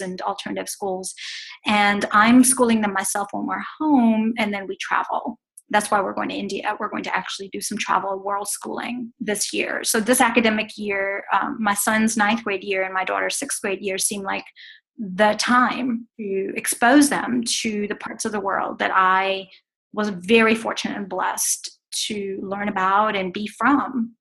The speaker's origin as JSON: {"language": "English", "country": "Botswana", "tie": "born or raised there", "also_born_or_lived": "Tanzania", "moved": "as an adult", "lives_now": "Atlanta, United States", "said": "I was born in Tanzania, raised in Botswana, now live in Atlanta"}